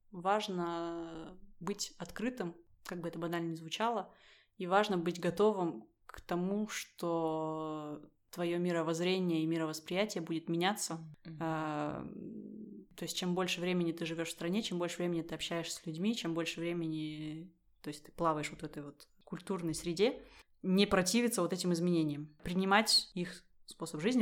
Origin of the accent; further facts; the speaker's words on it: Russia; moved away as an adult; now in France; я выросла в России